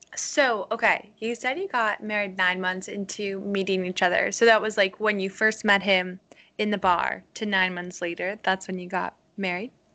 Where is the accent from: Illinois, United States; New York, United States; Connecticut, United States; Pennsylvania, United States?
Connecticut, United States; now in Virginia, United States; I'm from Connecticut, and I live in uh, Virginia